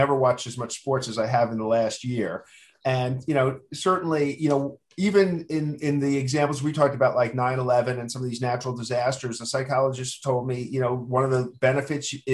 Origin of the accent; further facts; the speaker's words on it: New York City, New York, United States; I grew up in Queens